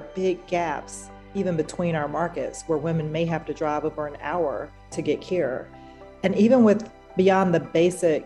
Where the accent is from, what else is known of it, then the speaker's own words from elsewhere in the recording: rural North Carolina, United States; I'm a Black woman who was born and raised in a rural part of North Carolina